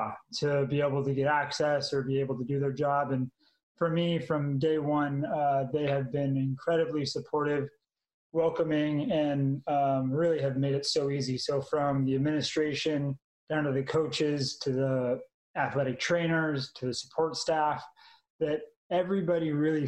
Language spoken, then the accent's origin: English; Manhattan Beach, California, United States; moved away as an adult; also born or lived in Utah / Iowa; now in Texas, United States; I'm originally from Manhattan Beach, California, so small little beach town